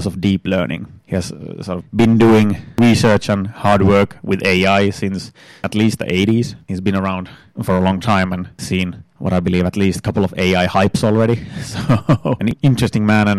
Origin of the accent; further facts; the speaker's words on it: northern Finland, Finland; now in Turku, Finland; I'm from Northern Finland originally